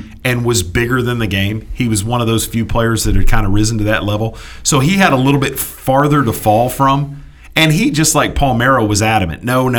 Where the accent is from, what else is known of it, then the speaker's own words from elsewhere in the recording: Austin, Texas, United States; I was in Texas. I grew up in Austin, graduated from high school there, and was a Rangers fan.